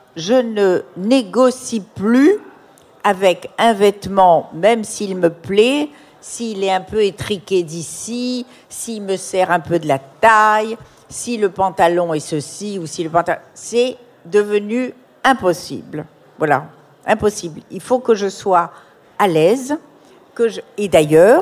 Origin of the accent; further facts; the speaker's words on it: Morocco; dans mon enfance au Maroc